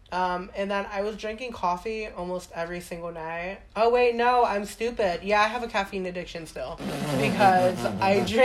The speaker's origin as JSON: {"language": "English", "town": "Staten Island", "region": "New York", "country": "United States", "accent": "Staten Island", "said": "I remember, like, how heavy my accent used to be. Yeah? Yeah, I told like you. New York? Girl, I had, yeah."}